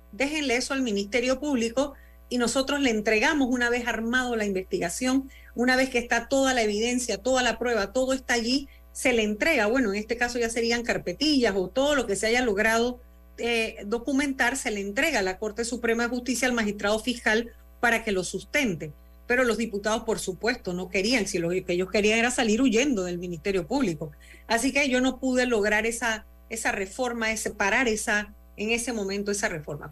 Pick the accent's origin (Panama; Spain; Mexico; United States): Panama; como panameña